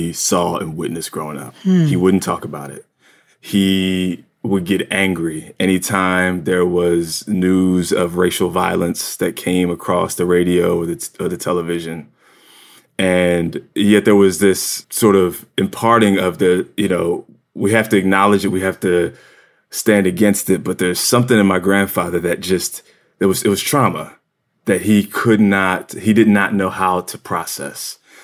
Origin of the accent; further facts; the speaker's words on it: Williamstown, New Jersey, United States; now in New York, United States; I grew up in South Jersey, just across the bridge from Philly